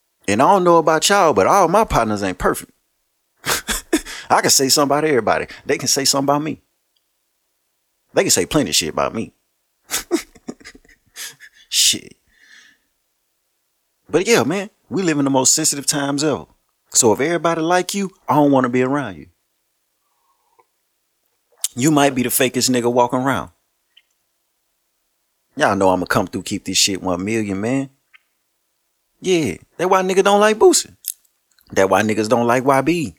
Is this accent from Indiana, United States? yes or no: no; Shreveport, Louisiana, United States; I'm from Shreveport